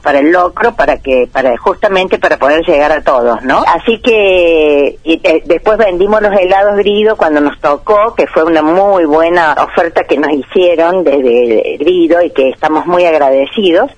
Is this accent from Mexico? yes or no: no; Santa Rosa de Calamuchita, Córdoba, Argentina; somos todos de Santa Rosa, la mayoría